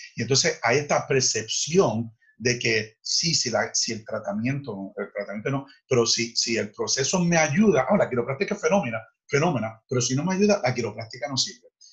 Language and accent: Spanish; Fajardo, Puerto Rico; yo nací en Fajardo